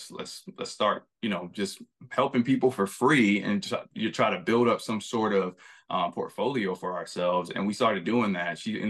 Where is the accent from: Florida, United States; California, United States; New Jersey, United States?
Florida, United States; moved away; I came from Florida. I struggled. You know, we were homeless at times. I moved to New York.